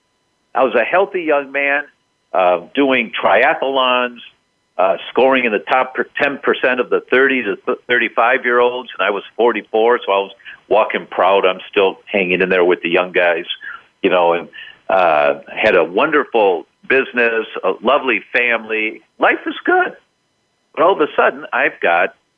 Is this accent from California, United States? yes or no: no; Detroit, Michigan, United States; I was born and raised in Detroit